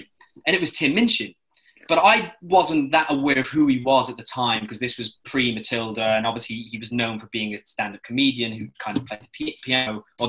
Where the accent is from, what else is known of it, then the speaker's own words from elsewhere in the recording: London, United Kingdom; I said, oh, I'm doing a play. I'm doing a play. I'm here from London.